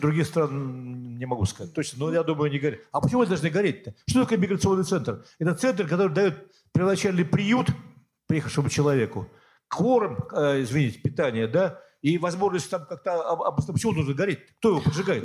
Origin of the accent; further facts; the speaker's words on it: Siberia, Russia; also born or lived in Yekaterinburg; now in Prague, Czech Republic; Я сам из Сибири, где моя малая родина